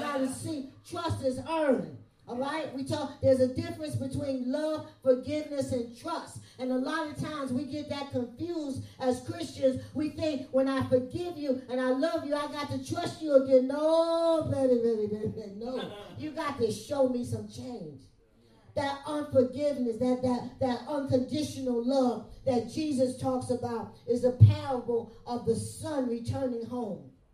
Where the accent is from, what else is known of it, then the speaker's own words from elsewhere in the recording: New York City, New York, United States; moved away as an adult; now in Ohio, United States; I'm from Brooklyn, New York